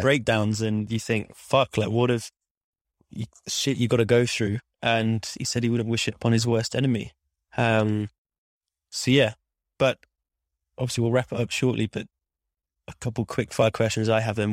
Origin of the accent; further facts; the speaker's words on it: Midlands, United Kingdom; moved away; I'm from the Midlands